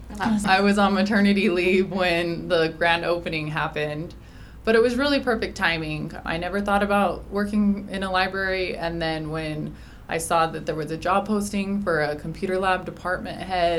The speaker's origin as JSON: {"language": "English", "town": "Mesquite", "region": "Nevada", "country": "United States", "tie": "born or raised there", "also_born_or_lived": "St. George, Utah", "said": "grew up in Mesquite, went to high school here, involved in the community my whole life."}